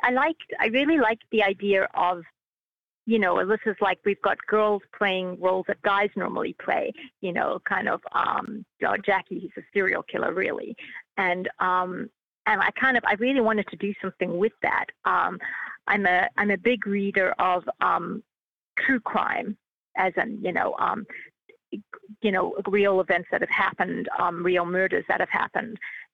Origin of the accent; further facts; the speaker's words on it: Australia; I'm from Australia.